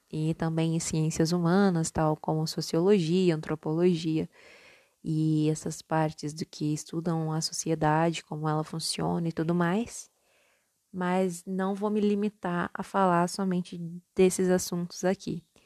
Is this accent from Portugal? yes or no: no; Minas Gerais, Brazil; accent: mixed paulista and mineiro; also born or lived in São Paulo; eu sou nascida em São Paulo e criada em Minas. Então o meu sotaque ele é um pouco confuso. Algumas vezes o meu R tende a ser um pouco mais paulista e outras vezes ele tende a ser um R mais mineiro.